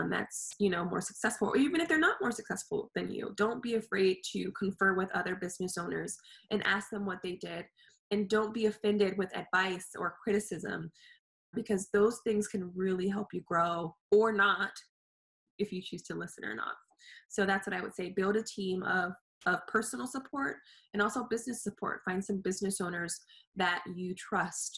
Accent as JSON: {"language": "English", "region": "California", "country": "United States", "said": "I'm from California"}